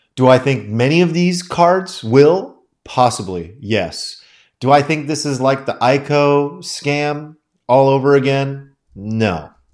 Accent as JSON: {"language": "English", "country": "United States", "said": "as an American"}